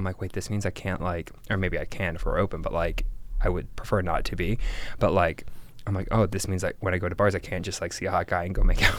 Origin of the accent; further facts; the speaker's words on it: the South, United States; I'm from the South, Southern boy.